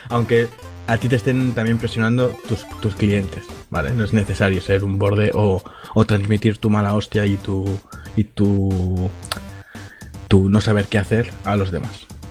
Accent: Catalonia, Spain; accent: Catalan; se me nota un poco que soy catalán

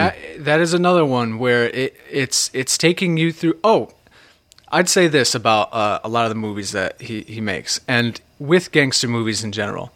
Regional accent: New Haven, Connecticut, United States; accent: New England; I grew up, like, in the New Haven area, so they're a little more influenced by New York

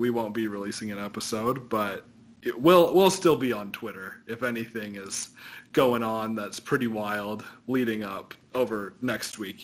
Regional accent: Wyoming, United States; also born or lived in West Coast; now in Arizona, United States; growing up in Wyoming, but then spending, you know, most of my life since on the West Coast and Arizona

